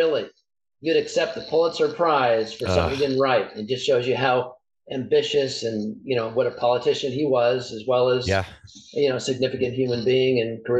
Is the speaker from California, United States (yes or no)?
yes; California, United States; Well, let's say I'm a Californian